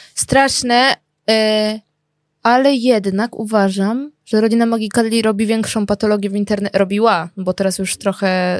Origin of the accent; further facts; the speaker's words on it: Żyrardów, Masovian Voivodeship, Poland; jak ja byłam mała, mieszkałam w Żlardowie